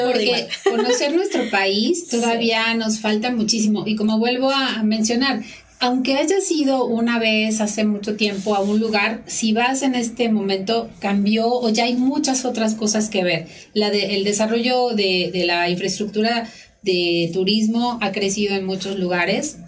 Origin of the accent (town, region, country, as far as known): Mexico